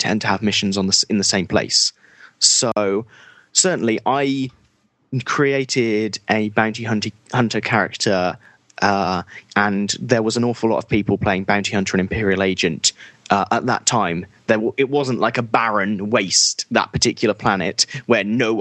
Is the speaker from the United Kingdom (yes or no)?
yes; United Kingdom; as a British person